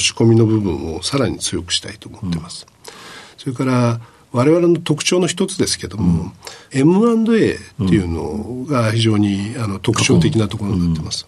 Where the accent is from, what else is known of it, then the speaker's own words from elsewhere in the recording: Sasebo, Nagasaki, Japan; 長崎県の佐世保市になります